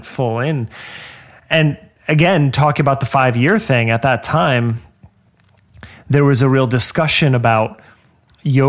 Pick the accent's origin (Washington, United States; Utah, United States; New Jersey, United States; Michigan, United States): New Jersey, United States; moved away; also born or lived in Los Angeles; I grew up in New Jersey